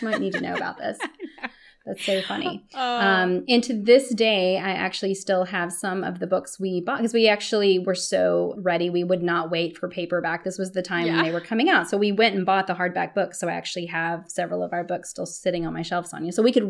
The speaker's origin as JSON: {"language": "English", "region": "Texas", "country": "United States", "tie": "born there", "also_born_or_lived": "California / Stockholm, Sweden / Brussels, Belgium / Toronto, Canada", "lives_now": "Austin, United States", "said": "I was born in Texas, went out to California, and then left to go live in Stockholm, Sweden, Brussels, Belgium, Toronto, Canada, and then came back to Austin."}